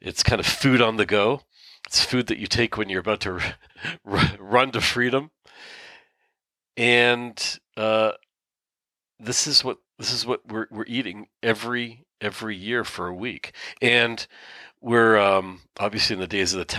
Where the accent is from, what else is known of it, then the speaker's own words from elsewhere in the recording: Canada; now in Israel; I live in Israel, but I'm born in Canada, and my mom is born in Canada